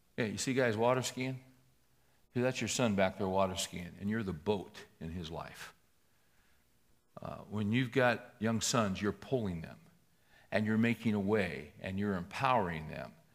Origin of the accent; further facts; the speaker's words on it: Bakersfield, California, United States; I was raised in Bakersfield